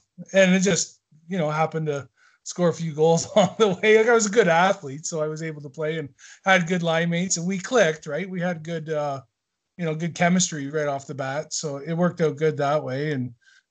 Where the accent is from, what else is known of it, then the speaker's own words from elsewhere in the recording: Owen Sound, Ontario, Canada; also born or lived in Teeswater, Ontario; there's a little town just outside, about an hour south of Owen Sound, called Teeswater, where I'm originally from. And then I moved to Owen Sound when I was like 8 years